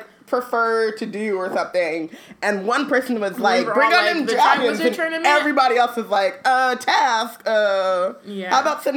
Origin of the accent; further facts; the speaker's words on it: Anaheim, California, United States; when I was growing up in Anaheim